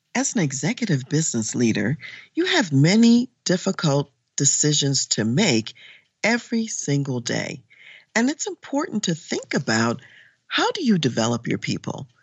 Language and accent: English; Baltimore, Maryland, United States; moved away as an adult; also born or lived in Washington, D.C.; now in Colorado Springs, United States; I grew up in Baltimore, Maryland